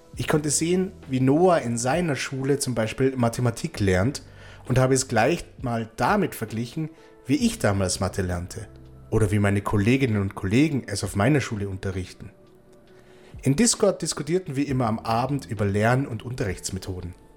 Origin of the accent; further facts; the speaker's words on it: Austria; moved away; also born or lived in Baden-Württemberg, Germany; ich bin aus Österreich